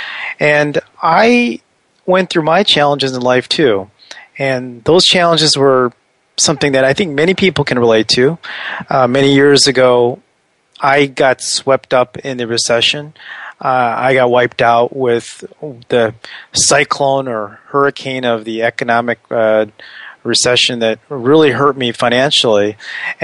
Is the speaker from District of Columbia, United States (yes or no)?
yes; Washington, District of Columbia, United States; I'm from the Washington, D.C. area.